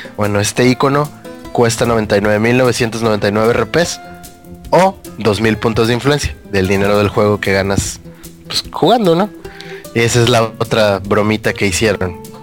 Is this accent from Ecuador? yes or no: no; Acapulco, Guerrero, Mexico; now in Mexico City, Mexico; me vine a mi pueblo